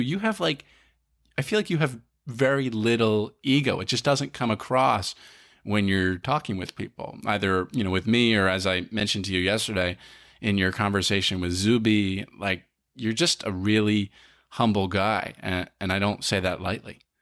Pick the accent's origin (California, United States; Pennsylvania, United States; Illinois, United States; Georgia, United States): Pennsylvania, United States; Collegeville; born or raised there